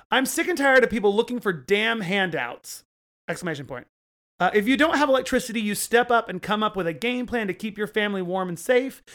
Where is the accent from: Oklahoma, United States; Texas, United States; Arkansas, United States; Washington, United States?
Oklahoma, United States; I grew up in Oklahoma